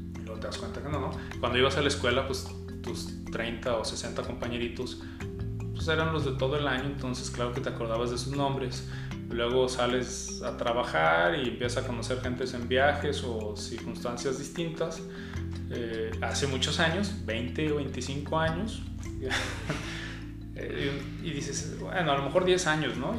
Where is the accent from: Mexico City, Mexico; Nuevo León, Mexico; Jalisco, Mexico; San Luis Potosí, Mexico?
Jalisco, Mexico; Guadalajara; Nací aquí en Guadalajara. Sí, nací aquí en Guadalajara.